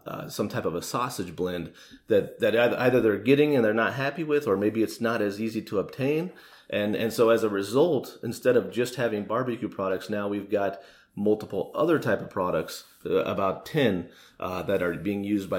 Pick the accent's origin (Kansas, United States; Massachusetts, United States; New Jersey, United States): Kansas, United States; Shawnee; I grew up in Shawnee, right here in Johnson County.